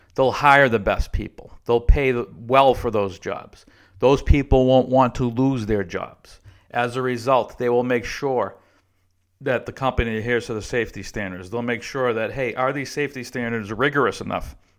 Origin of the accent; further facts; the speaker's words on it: Boston, Massachusetts, United States; moved away; also born or lived in Texas; the M B T A, where I grew up in Boston